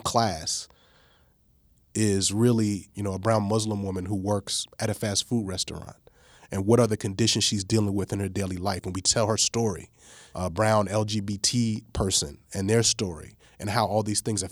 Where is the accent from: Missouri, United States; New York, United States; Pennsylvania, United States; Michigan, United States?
New York, United States; moved away; also born or lived in East Coast; I was born in New York. I've lived on the East Coast, various places